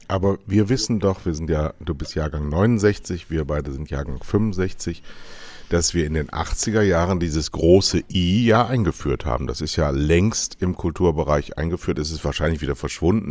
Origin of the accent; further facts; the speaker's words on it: Westerwald, Rhineland-Palatinate, Germany; Ich bin ja im Westerwald groß geworden